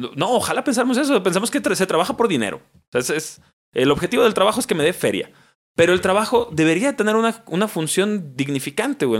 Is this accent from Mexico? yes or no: yes; Mexico; como mexicanos